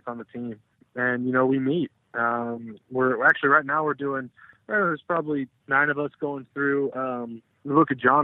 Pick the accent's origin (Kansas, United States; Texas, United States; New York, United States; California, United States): Texas, United States; Austin; I'm from Texas originally, grew up in Austin